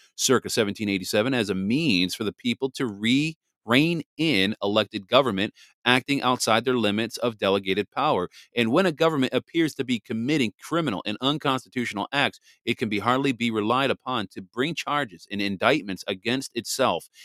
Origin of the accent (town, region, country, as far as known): Wisconsin, United States